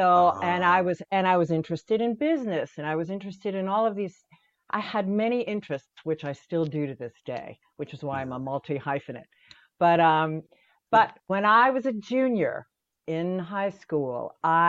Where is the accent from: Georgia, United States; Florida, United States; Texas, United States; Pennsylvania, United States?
Pennsylvania, United States; Pittsburgh; also born or lived in Syracuse, New York; I was born in Syracuse, but my parents were from Pittsburgh. And when I was 10, they moved us back for a variety of reasons back to Pittsburgh.